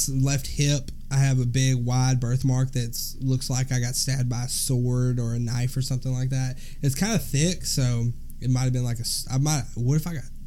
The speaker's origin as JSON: {"language": "English", "region": "Alabama", "country": "United States", "said": "we're from Alabama. We are from the deep South Bible Belt."}